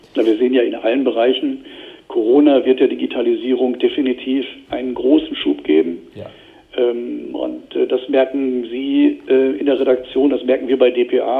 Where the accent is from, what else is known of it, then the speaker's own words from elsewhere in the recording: Verl, North Rhine-Westphalia, Germany; moved away; also born or lived in Tokyo, Japan; wenn wir vorhin über meine Heimat sprachen, Kreis Gütersloh, Ferl